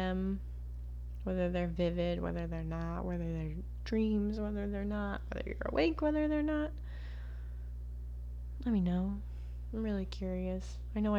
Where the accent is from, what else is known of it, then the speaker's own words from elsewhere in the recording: the Florida Keys, United States; moved away; not living in the Keys, growing up in the Keys